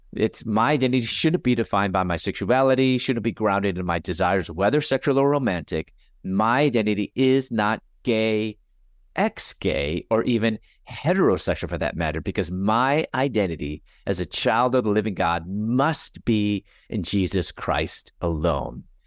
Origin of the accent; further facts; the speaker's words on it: Chicago, Illinois, United States; moved away as an adult; also born or lived in Louisville, Kentucky / Atlanta; I'm originally from Chicago